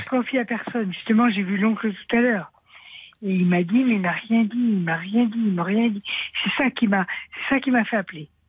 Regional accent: Aveyron, Occitania, France; je suis de l'Aveyron

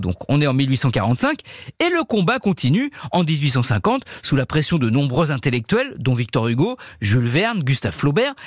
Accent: France; chez nous en France

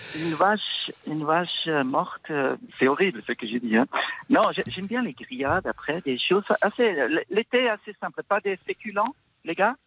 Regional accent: Switzerland; je viens de la Suisse

